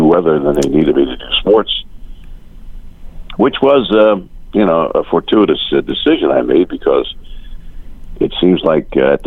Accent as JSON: {"language": "English", "town": "Atlantic City", "region": "New Jersey", "country": "United States", "tie": "born or raised there", "said": "it's my hometown"}